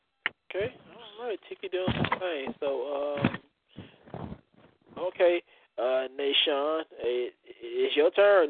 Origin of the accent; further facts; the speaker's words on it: the South, United States; I'm from down south.